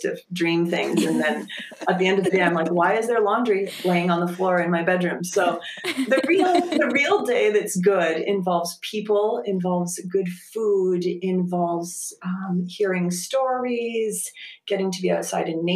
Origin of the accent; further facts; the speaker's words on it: rural area of Eastern Ontario, Canada; also born or lived in Texas; I grew up right around here